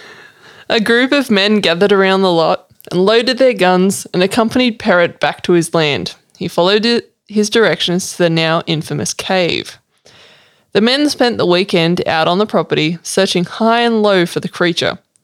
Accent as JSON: {"language": "English", "town": "Sydney", "region": "New South Wales", "country": "Australia", "tie": "born or raised there", "said": "I grew up in Sydney."}